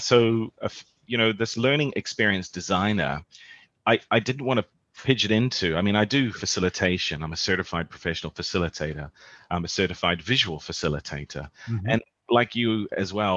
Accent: New Zealand; moved away as an adult; now in Hong Kong; I'm a Kiwi

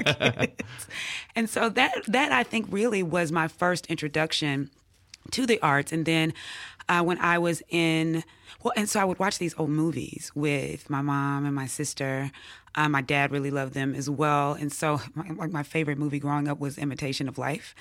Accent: Jackson, Mississippi, United States; also born or lived in Atlanta / Oxford, Mississippi; I grew up here in Jackson, Mississippi

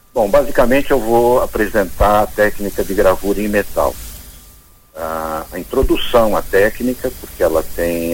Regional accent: São Paulo, Brazil; also born or lived in Joinville; Minha família, apesar de paulista, somos paulistas.

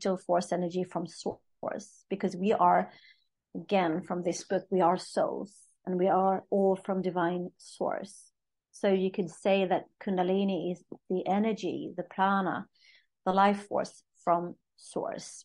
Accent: Sweden; I'm from Sweden

